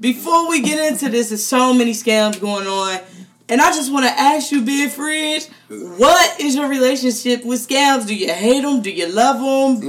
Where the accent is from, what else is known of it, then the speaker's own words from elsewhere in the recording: United States; I'm so American